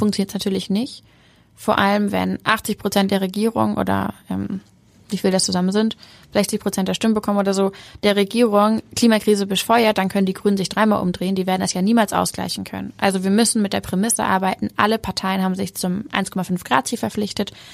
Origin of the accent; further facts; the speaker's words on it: Hamburg, Germany; ich bin Hamburgerin, ich bin so sehr Hamburgerin